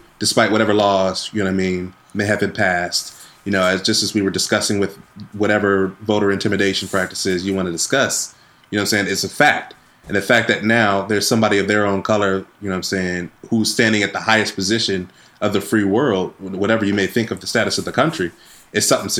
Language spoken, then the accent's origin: English; Wisconsin, United States; my home state of Wisconsin